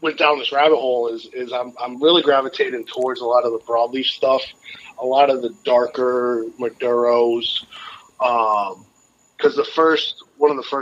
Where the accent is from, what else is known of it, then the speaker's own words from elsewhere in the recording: Enfield, Connecticut, United States; we grew up in Connecticut is where kind of my whole family grew up and everything. And so we would drive around, like, Enfield is where we grew up